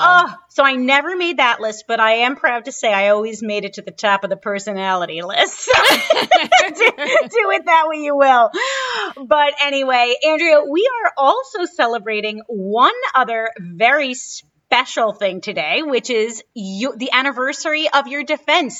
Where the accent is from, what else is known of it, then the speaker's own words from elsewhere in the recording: New York City, New York, United States; when I was a kid growing up in Brooklyn